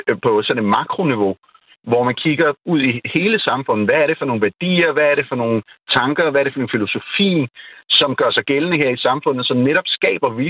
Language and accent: Danish; Pakistan; now in Denmark; min oplevelse igen, jeg er født og opvokset i Pakistan, så efter jeg kommer hjem, så er det netop, der er en, en afstand.